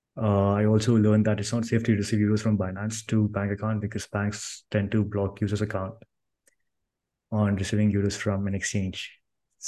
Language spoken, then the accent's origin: English; Karnataka, India; now in Bangalore, India; I was born in a small village in India. So I grew up there in Bangalore, and I moved to Bangalore city to complete my graduation.